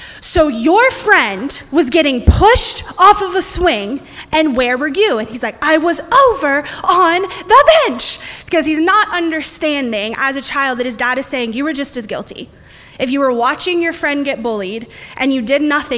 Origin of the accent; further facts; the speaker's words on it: United States; as an American. We're Americans